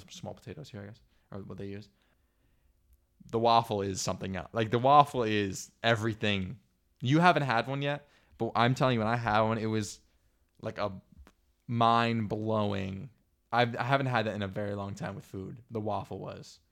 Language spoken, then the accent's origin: English; New York, United States; moved away as an adult; now in Leuven, Belgium; "I'm from New York."